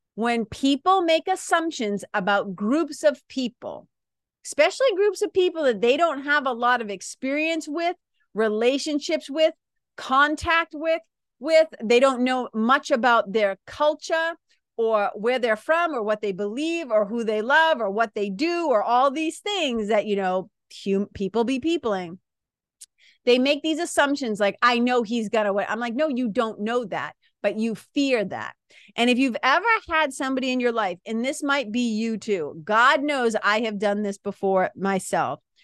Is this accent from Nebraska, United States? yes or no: no; Boston, Massachusetts, United States; accent: Boston; people from Boston, people from the Northeast